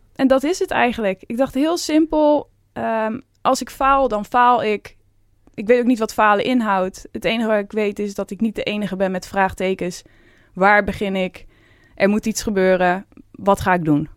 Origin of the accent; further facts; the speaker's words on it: Veluwe, Gelderland, Netherlands; Dus ik kom ook van de Veluwe.